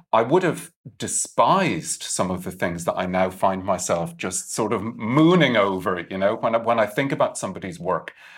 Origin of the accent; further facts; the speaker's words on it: Ireland; I'm Irish